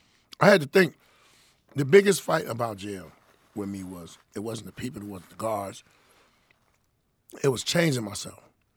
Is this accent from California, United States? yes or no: yes; Inglewood, California, United States; I'm from Inglewood, but he's from out west